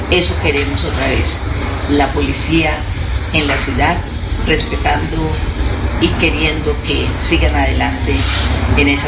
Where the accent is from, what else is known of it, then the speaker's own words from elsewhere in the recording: Barranquilla, Atlántico, Colombia; moved away; also born or lived in Santander; yo soy barranquillera y trabajé como primera dama aquí en Santander